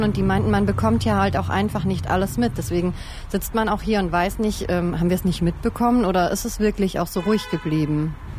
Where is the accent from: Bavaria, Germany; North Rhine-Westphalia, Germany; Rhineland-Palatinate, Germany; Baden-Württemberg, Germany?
Baden-Württemberg, Germany; the Stuttgart area; Ich komme ja auch aus der Ecke